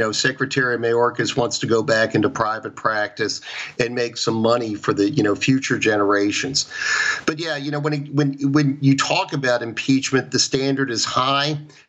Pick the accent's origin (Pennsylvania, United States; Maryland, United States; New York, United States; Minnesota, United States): Maryland, United States; Baltimore; I was born in Baltimore, Maryland, as I've told you before. And, you know, I am blessed to, you know, be a Marylander, to be an American